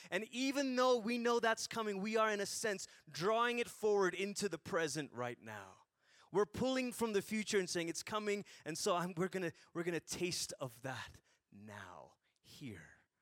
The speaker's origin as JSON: {"language": "English", "country": "Malaysia", "tie": "born or raised there", "said": "I grew up in Malaysia, so not Greece."}